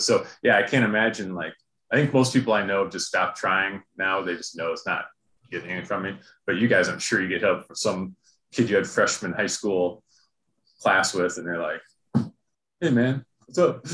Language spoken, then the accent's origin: English; Clear Lake, Iowa, United States; I'm from Clear Lake